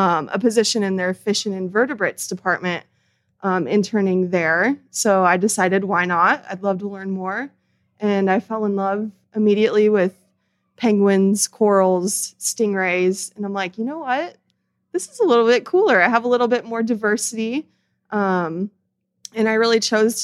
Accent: Indiana, United States; moved away; I'm originally from the Midwest, Indiana

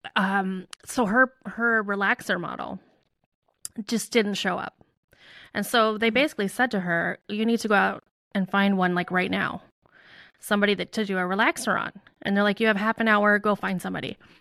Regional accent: Chicago, Illinois, United States; I grew up in the Chicago suburbs

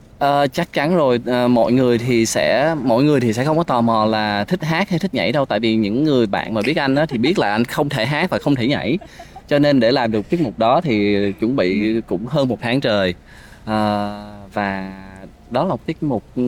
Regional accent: Ho Chi Minh City, Vietnam; also born or lived in Tien Giang; anh sinh ra ở Sài Gòn

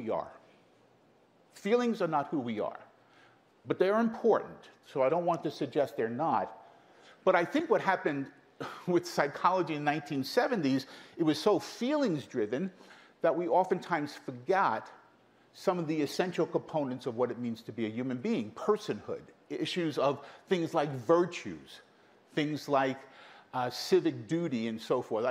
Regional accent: New York City, New York, United States; also born or lived in Brooklyn; I grew up in Queens, in Brooklyn

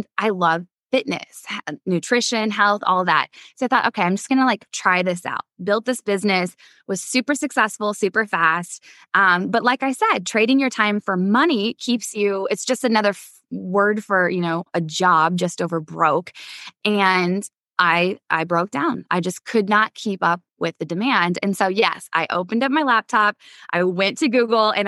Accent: Midwest, United States; I come from the Midwest

